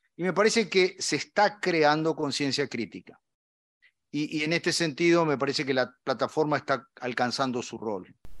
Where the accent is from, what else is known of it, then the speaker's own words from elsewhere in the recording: Argentina; como argentino